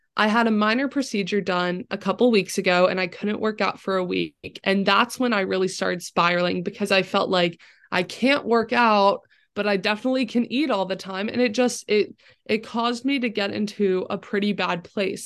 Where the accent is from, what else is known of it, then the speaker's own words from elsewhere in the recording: Florida, United States; moved away as an adult; now in Chapel Hill, United States; growing up in Florida where it's sunny